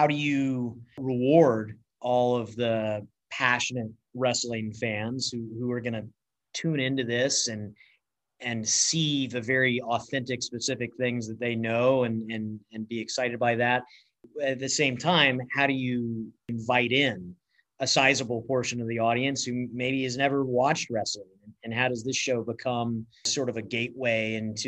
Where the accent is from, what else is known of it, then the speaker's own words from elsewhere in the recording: Atlanta, Georgia, United States; growing up in Atlanta